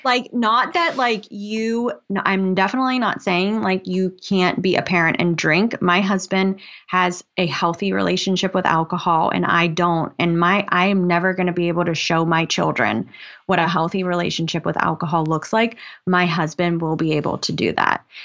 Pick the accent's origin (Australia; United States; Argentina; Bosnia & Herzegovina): United States; West Virginia; now in Norfolk, United States; I live in Norfolk, Virginia. I'm originally from West Virginia.